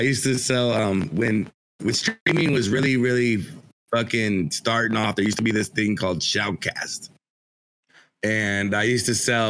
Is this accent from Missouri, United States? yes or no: yes; St. Louis, Missouri, United States; now in Texas, United States; And I was like an hour from the city. But I'm from St. Louis